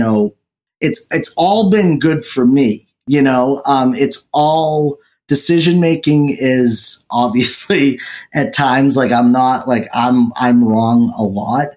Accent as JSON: {"language": "English", "region": "New England", "country": "United States", "said": "I'm from New England"}